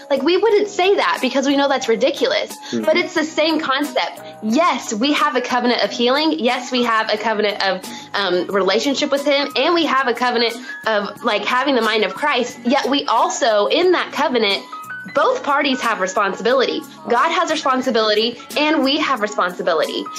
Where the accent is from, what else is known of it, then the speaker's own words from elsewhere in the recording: Morrilton, Arkansas, United States; moved away as an adult; also born or lived in Tulsa, Oklahoma; I was born and raised in a super tiny town um, called Morrilton in Arkansas. You'll definitely hear it in my accent.